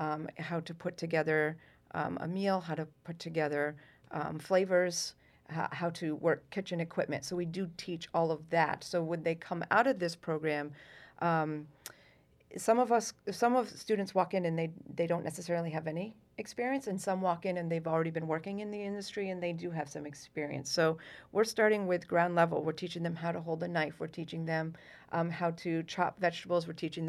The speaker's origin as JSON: {"language": "English", "town": "Essex Junction", "region": "Vermont", "country": "United States", "tie": "born or raised there", "moved": "as an adult", "lives_now": "Massachusetts, United States", "said": "I grew up in Essex Junction, Vermont."}